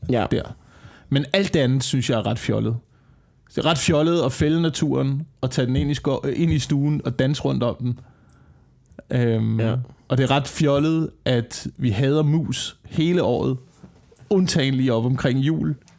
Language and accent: Danish; West Jutland, Central Denmark Region, Denmark; ude på Vestjylland, ikke? Ja. der hvor jeg kommer fra.